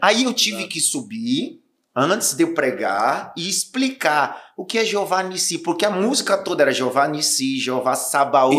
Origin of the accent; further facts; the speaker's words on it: Northeast Region, Brazil; sou nordestino